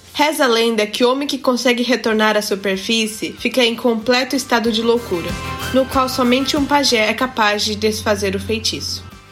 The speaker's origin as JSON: {"language": "Portuguese", "country": "Japan", "tie": "born or raised there", "said": "nasci no Japão e sempre estudei na escola japonesa"}